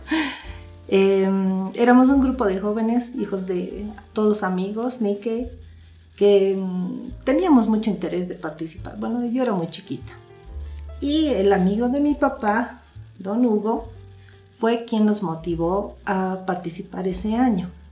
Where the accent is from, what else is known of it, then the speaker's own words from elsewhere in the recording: La Paz, Bolivia; yo nací en La Paz, Bolivia. Eh, soy la segunda hija de, la, de Alejandro y Edith. Bueno, criada en la ciudad de La Paz